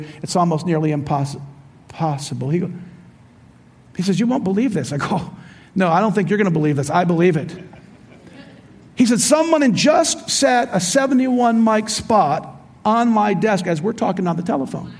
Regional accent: Royal Oak, Michigan, United States; I was born in Royal Oak, Michigan

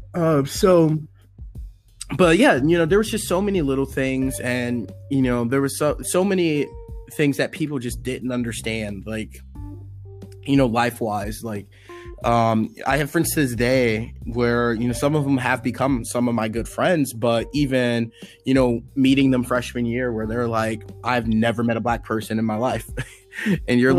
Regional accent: Washington, District of Columbia, United States; I grew up on Howard's campus.

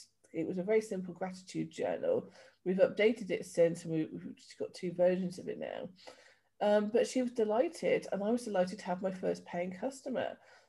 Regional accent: Yorkshire and the Humber, United Kingdom; moved away; also born or lived in Devon / London / Somerset / Wiltshire; So I started off in Yorkshire, moved down to Devon, lived in around London for a little bit, back down to Somerset in Wiltshire, and then moved over here about 10 years ago.

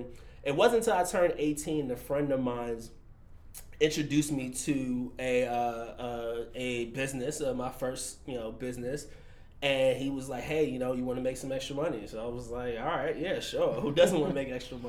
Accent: New York, United States; now in San Francisco, United States; born and raised in New York. Grew up in probably one of the roughest neighborhoods in New York.

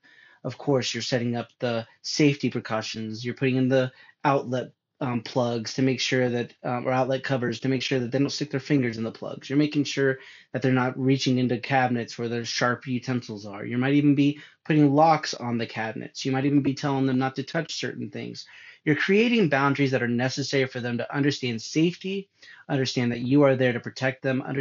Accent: California, United States; moved away; I'm from California

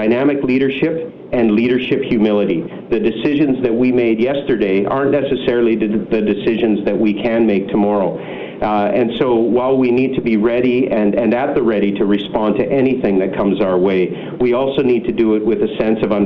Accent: British Columbia, Canada; as British Columbians

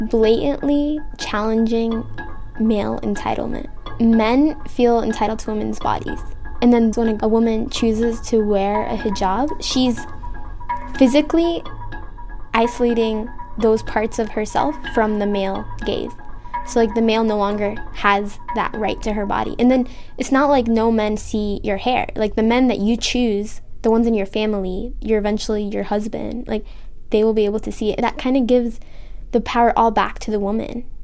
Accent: Kuwait; I'm from Kuwait.

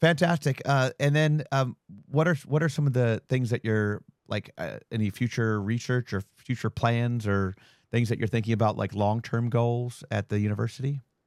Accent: Ohio, United States; moved away as an adult; also born or lived in Las Vegas; I'm from Ohio

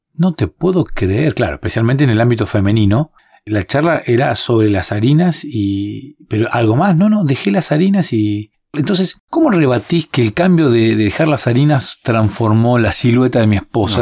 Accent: Argentina; En un país como el nuestro, como Argentina

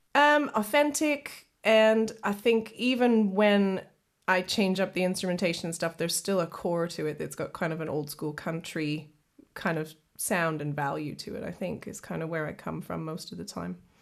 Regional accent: Kenora, Ontario, Canada; moved away as an adult; now in United Kingdom; I'm originally from Kenora, Ontario, so I'm proud Canadian

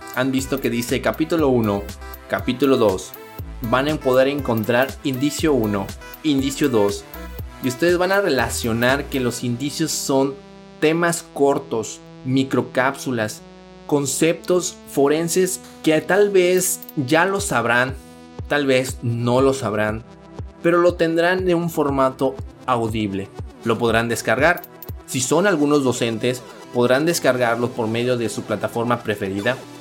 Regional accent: Mexico; somos mexicanos. Los mexicanos siempre, siempre salimos adelante

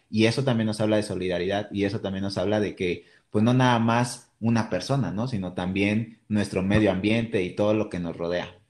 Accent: Mexico; como mexicanos

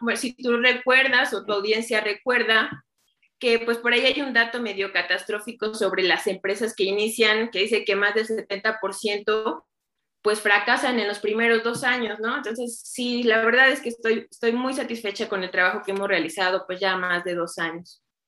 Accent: Chignahuapan, Puebla, Mexico; soy originaria de Chignahuapan, Puebla, el lugar donde se hacen las esferas

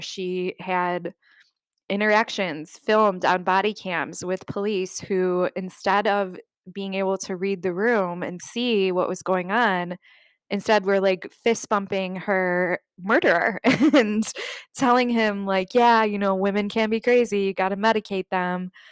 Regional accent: United States; you're an American traveling to Vietnam

